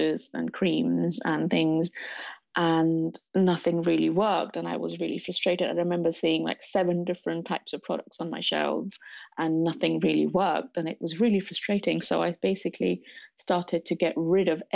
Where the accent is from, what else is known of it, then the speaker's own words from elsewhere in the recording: Mumbai, Maharashtra, India; moved away as an adult; now in London, United Kingdom; I was born in Mumbai, India. I came to London to study in 2005